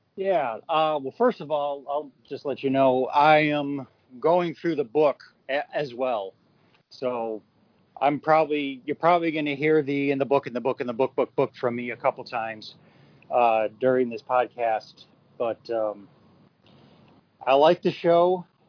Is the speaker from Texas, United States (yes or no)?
no; upstate New York, United States; I grew up in the North. I grew up in upstate New York